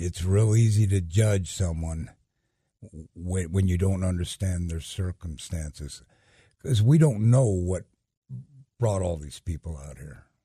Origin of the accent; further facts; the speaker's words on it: Denver, Colorado, United States; I grew up in Denver